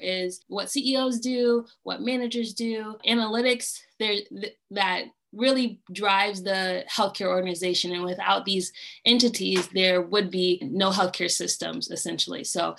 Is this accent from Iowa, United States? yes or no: yes; Davenport, Iowa, United States; I am from Davenport, Iowa